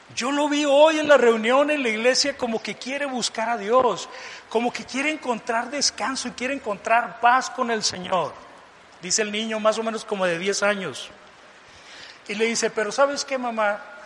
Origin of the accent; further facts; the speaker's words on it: Mazatlán, Sinaloa, Mexico; moved away as an adult; also born or lived in Tijuana; yo me fui de, mi tierra natal de Mazatlán a la frontera norte, a Tijuana.